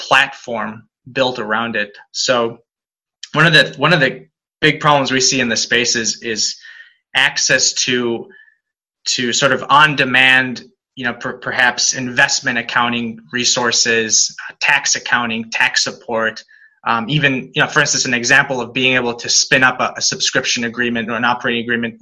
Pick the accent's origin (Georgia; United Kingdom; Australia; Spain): Spain; now in United States; I'm actually born and raised in Spain. Been in the US for most of my life now